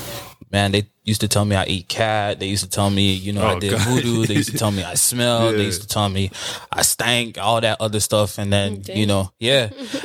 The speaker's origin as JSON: {"language": "English", "area": "Broward County", "region": "Florida", "country": "United States", "tie": "born or raised there", "said": "I'm from Broward."}